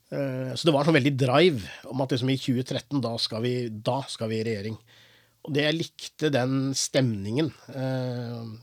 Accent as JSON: {"language": "Norwegian", "town": "Porsgrunn", "region": "Telemark", "country": "Norway", "tie": "born or raised there", "also_born_or_lived": "Chennai, India", "said": "jeg er jo, oppvokst i Porsgrunn"}